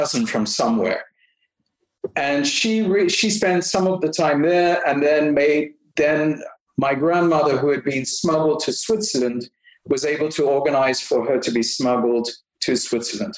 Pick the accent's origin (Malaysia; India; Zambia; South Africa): South Africa; also born or lived in Belgium; now in Canada; I'm born in Belgium. My parents moved to South Africa when I was, they moved twice, but really when I was four.